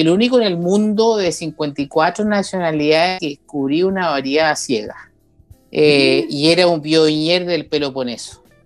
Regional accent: Chile; hay algo que tenemos en Chile

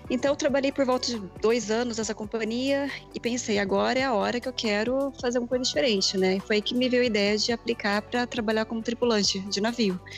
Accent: Campinas, São Paulo, Brazil; also born or lived in United States / Canada / South Africa; sou de Campinas. Embarquei com essa galera aí, né? Faz um ano já. E, bom, eu morei nos Estados Unidos, depois eu morei no Canadá, passei um tempinho em Lima e morei também na África do Sul.

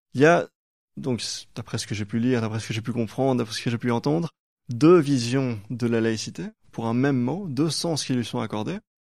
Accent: Brussels, Brussels-Capital Region, Belgium; en tant que Belge qui, vit, euh, je suis bruxellois

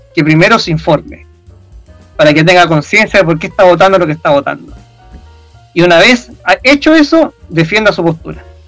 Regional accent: Chile; nosotros como nación chilena

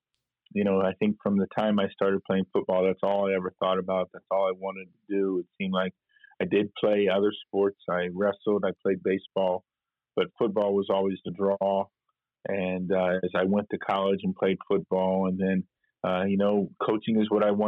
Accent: McDonald, Pennsylvania, United States; moved away as an adult; also born or lived in Idaho / Cincinnati, Ohio; I actually grew up in a small town, McDonald, Pennsylvania, outside of Pittsburgh, PA, and went to high school there

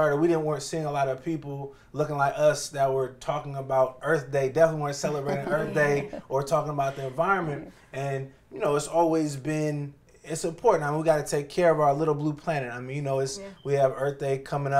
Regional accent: Oakland, California, United States; moved away as an adult; now in Washington, D.C., United States; I'm from Oakland, California originally

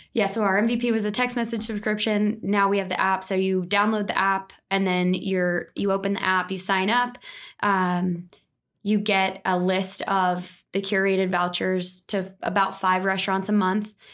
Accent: right outside of Philly, New Jersey, United States; now in Dallas, United States; I'm from New Jersey, right outside of Philly. Grew up entrepreneurial.

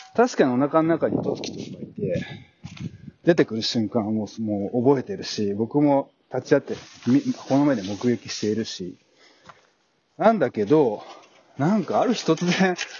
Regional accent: Japan; moved away as an adult; now in New Zealand; 故郷の日本

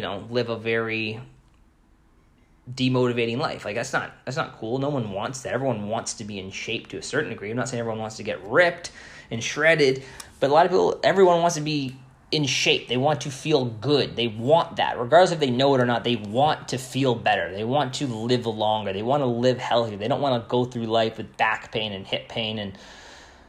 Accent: Canada; I'm Canadian

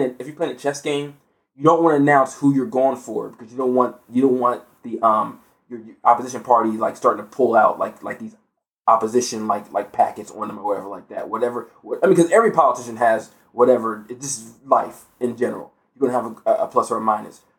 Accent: United States; as an American

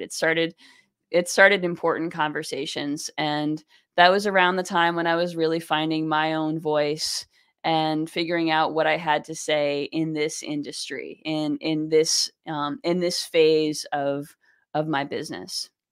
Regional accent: New York, United States; also born or lived in Boston, Massachusetts; I grew up in New York State

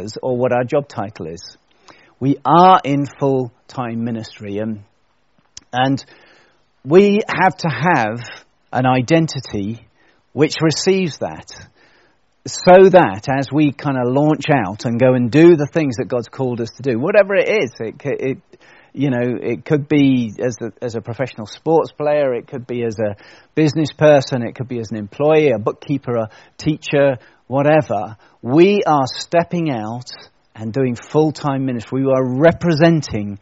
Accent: United Kingdom; as British people

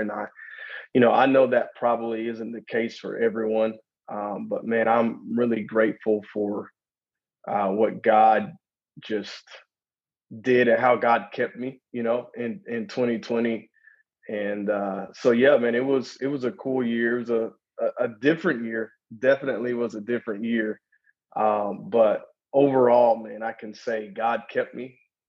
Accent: the South, United States; growing up in the South was awesome. Down South, man, is very, there is a such thing as Southern hospitality.

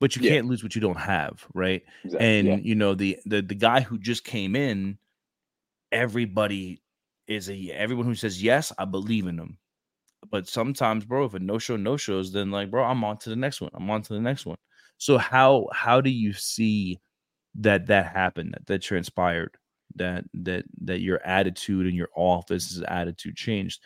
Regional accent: New York City, New York, United States; I'm from Brooklyn.

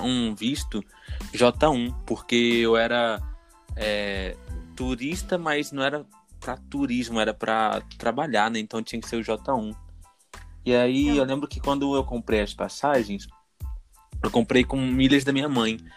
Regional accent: Brazil; eu sou do Brasil

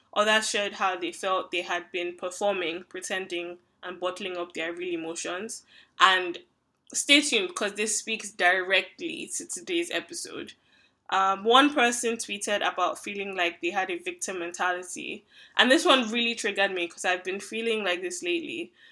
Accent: Nigeria; now in Canada; I'm a Nigerian who currently lives in Canada, an immigrant

